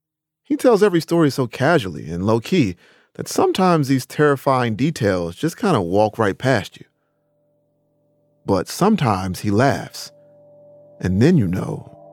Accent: United States; I'm a Carolinian

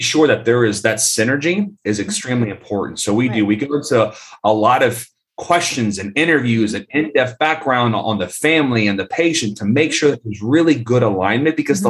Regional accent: Tampa, Florida, United States; also born or lived in Colombia; I was born and raised in Tampa, Florida

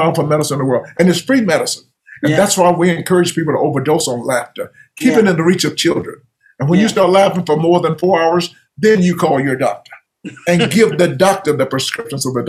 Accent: Georgia, United States; growing up in Georgia

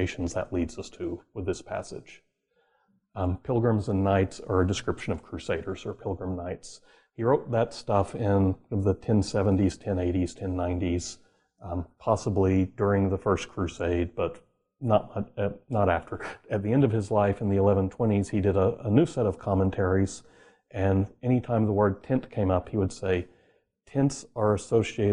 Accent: Oklahoma, United States; I grew up in Oklahoma

